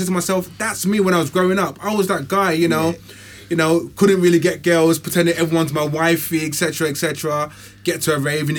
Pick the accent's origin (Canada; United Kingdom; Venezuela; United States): United Kingdom; London; me growing up, it's like Hackney and Stratford.